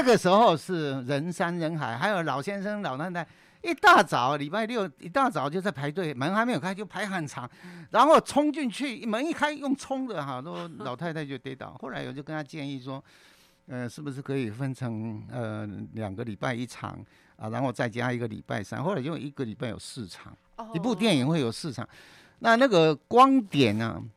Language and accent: Chinese; Kaohsiung, Taiwan; 我是老大。嗯。那我出生在高雄